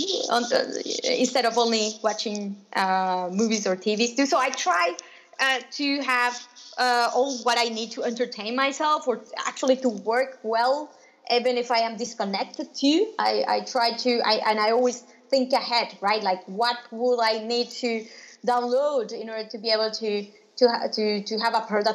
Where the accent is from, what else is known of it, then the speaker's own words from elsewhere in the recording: Nicaragua; moved away; also born or lived in Spain; I am originally from Nicaragua